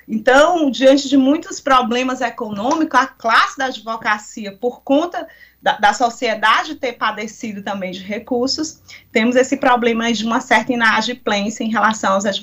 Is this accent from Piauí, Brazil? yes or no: yes; Piauí, Brazil; representando sempre os meus pares e de onde vim e a advocacia do estado do Piauí.